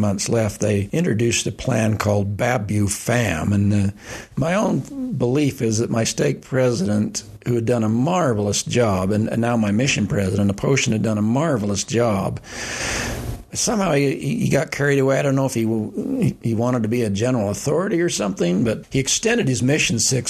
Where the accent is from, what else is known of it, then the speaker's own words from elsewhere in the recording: Salt Lake City, Utah, United States; I grew up in Salt Lake City.